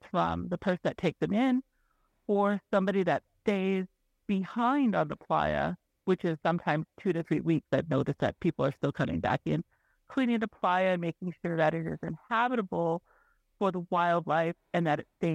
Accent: Reno, Nevada, United States; also born or lived in Pyramid Lake, Nevada; I'm from the Reno Sparks Indian Colony

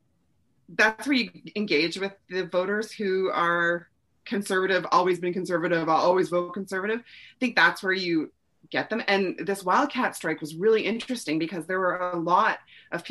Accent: Edmonton, Alberta, Canada; now in northern Alberta, Canada; I'm 5 hours north of Edmonton and I grew up partially in Edmonton

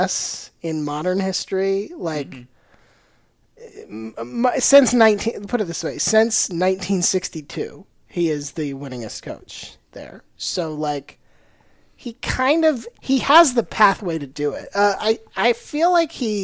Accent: Florida, United States; growing up in Florida, I was a Bucs

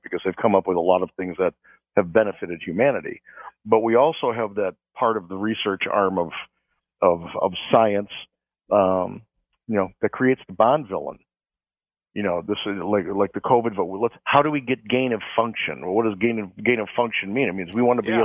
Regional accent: Chicago, Illinois, United States; I'm from Chicago

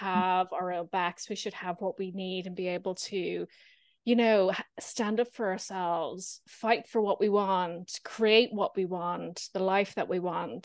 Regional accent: Ireland; moved away; also born or lived in Edinburgh; I grew up in Ireland as a non-drinker.

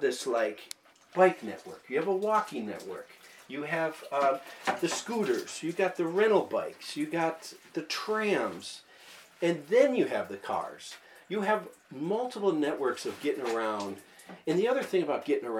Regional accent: Minneapolis, Minnesota, United States; I'm from Minneapolis

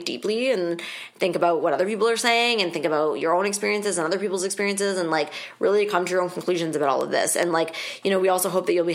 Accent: Canada; we are Canadian

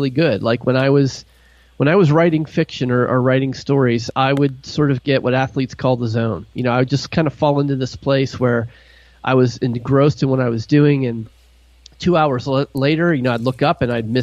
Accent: Pittsburgh, Pennsylvania, United States; also born or lived in New York area / New Jersey / Tennessee; now in Ohio, United States; I grew up in Pittsburgh, Pennsylvania

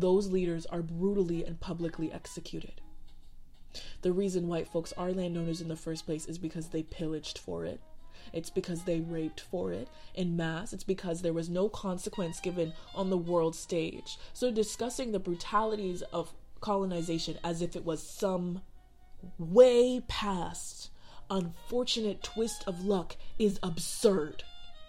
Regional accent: Sierra Leone; moved away; also born or lived in Chicago; my home country of Sierra Leone

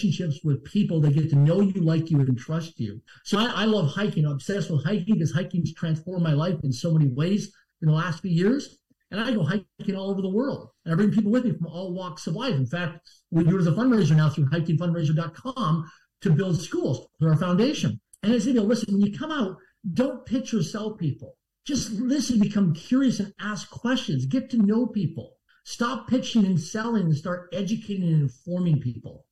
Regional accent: Swift Current, Saskatchewan, Canada; I'm from Swift Current, Saskatchewan, Canada, a small town of less than 20,000 people in population. I barely passed public school.

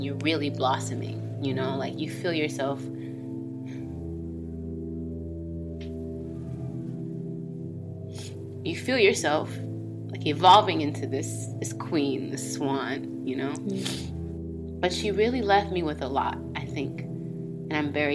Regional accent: Atlanta, Georgia, United States; I'm from Atlanta, Georgia. Good old Southern gal.

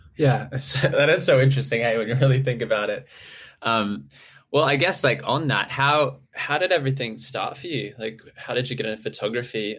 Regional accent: Townsville, Queensland, Australia; moved away; I'm from Townsville originally

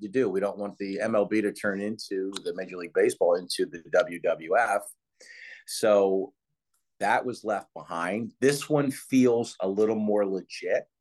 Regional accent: Philadelphia, Pennsylvania, United States; I was born in Philadelphia

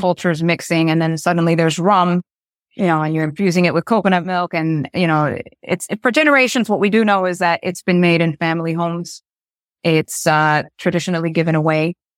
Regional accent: Rochester, New York, United States; now in New York City, United States; I was raised upstate in New York, um, in Rochester.

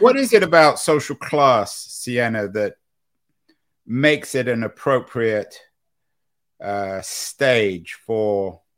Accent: London, United Kingdom; now in California, United States; She came to London from Boston almost at the same time I came from London to California.

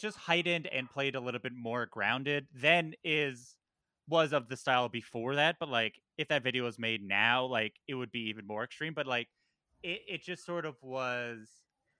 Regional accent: Valley Stream, New York, United States; I grew up in Valley Stream

